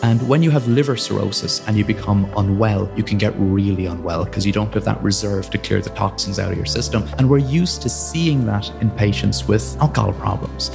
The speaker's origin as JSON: {"language": "English", "town": "Blarney", "region": "Munster", "country": "Ireland", "tie": "born or raised there", "moved": "yes", "said": "as a kid, I grew up in Ireland in a little village called Blarney"}